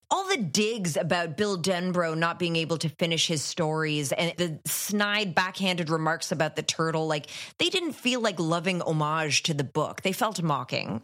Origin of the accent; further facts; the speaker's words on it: Ottawa, Ontario, Canada; I grew up in Ottawa, which is Canada's capital